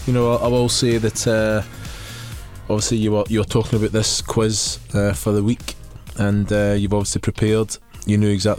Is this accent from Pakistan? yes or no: no; Scotland, United Kingdom; I'm Scottish, mate.